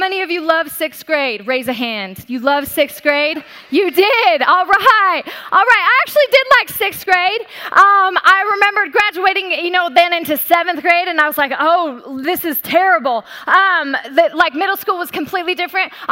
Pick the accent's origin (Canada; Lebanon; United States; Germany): United States; Colorado; born or raised there